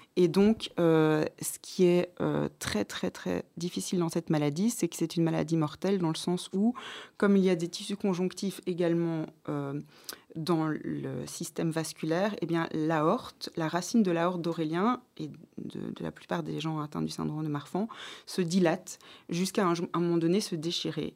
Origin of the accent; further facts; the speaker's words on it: Tournai, Wallonia, Belgium; moved away as an adult; also born or lived in Louvain-la-Neuve / Brussels; j'ai grandi à Tournai